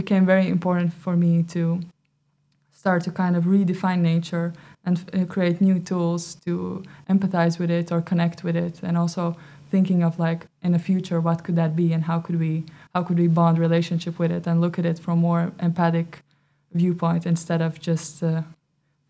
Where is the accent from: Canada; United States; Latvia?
Latvia; moved away as an adult; now in Netherlands; Originally I come from Latvia, but now I've been living for 4 years in the Netherlands.